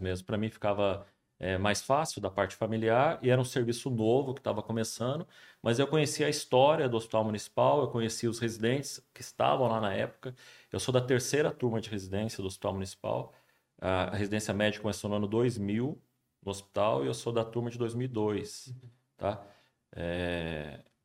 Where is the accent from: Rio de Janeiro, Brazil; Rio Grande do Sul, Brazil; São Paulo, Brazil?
São Paulo, Brazil; São José dos Campos; also born or lived in Juiz de Fora; eu sou de São José, nasci aqui, fui fazer faculdade de Juiz de Fora